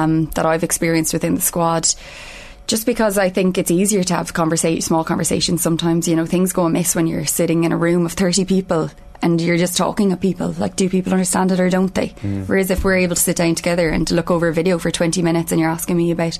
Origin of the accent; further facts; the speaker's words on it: Ireland; part of being Irish